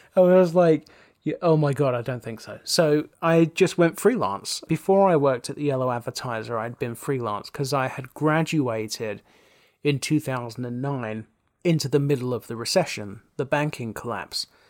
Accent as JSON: {"language": "English", "area": "South Essex", "region": "East of England", "country": "United Kingdom", "tie": "born or raised there", "said": "growing up in South Essex"}